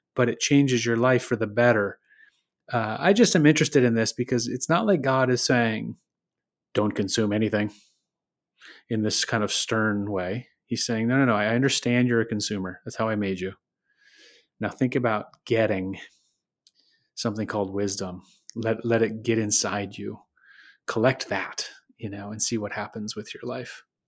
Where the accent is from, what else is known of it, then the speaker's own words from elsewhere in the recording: Michigan, United States; I grew up in Michigan